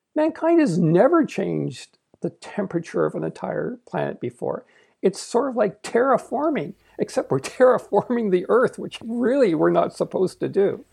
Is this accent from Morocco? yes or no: no; Canada; I'm Canadian, I'm not American